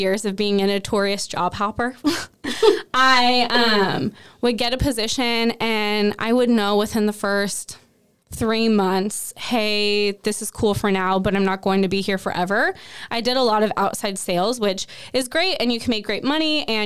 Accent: Toutle, Washington, United States; I was actually born and raised in Cowlitz County

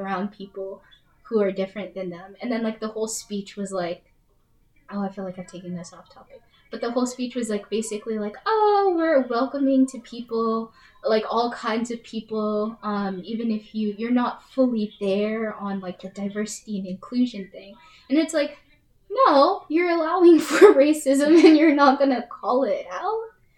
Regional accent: Colorado, United States; moved away; I'm from Colorado

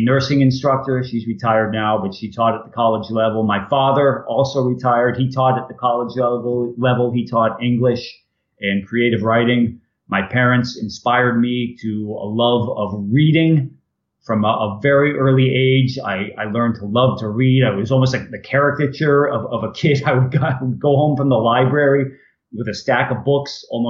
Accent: Ashburnham, Massachusetts, United States; I grew up in Ashburnham, Massachusetts, a wonderful, wonderful town.

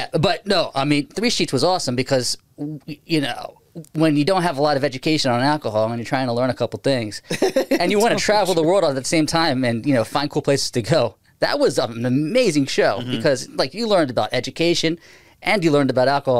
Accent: Baltimore, Maryland, United States; accent: Baltimore; I'm from Baltimore

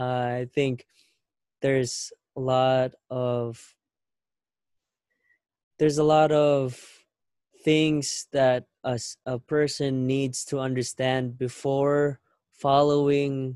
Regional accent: Philippines; now in United States; We grew up in the Philippines, and when we moved here in the States back in 2011

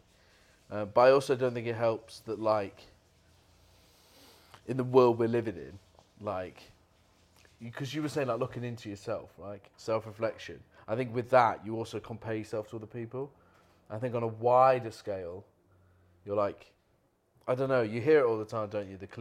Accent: United Kingdom; we're British

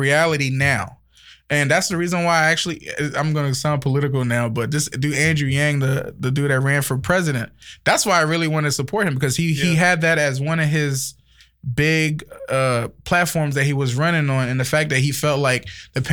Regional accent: Liberia; accent: Liberian; now in United States; I'm African, so I've seen different sides of it. I'm from Liberia

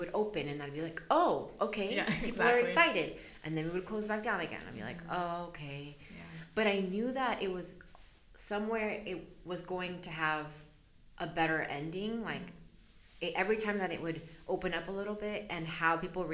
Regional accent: El Salvador; now in United States; I was born in El Salvador. And so my parents are immigrants as well.

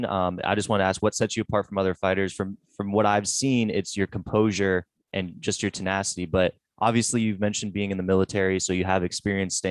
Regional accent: New Hampshire, United States; I'm from New Hampshire. I'm there right now.

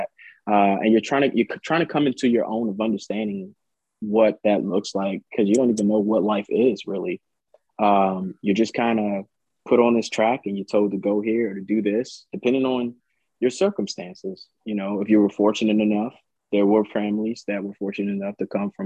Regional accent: Washington, District of Columbia, United States; I grew up in Washington, D.C., lived there most of my life as a youth in Southeast.

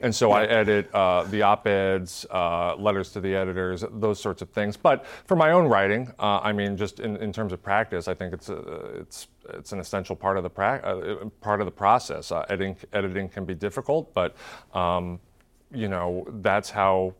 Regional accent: Tacoma, Washington, United States; my hometown

